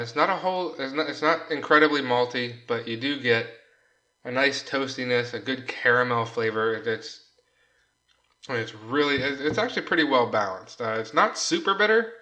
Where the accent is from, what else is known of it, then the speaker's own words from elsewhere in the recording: United States; I'm an American